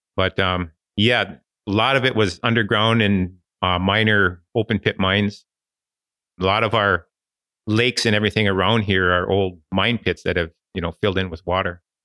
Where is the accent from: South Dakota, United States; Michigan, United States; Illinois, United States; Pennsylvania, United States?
Michigan, United States; Ishpeming / Negaunee area; I was born and raised in this area and, uh, never, never moved away.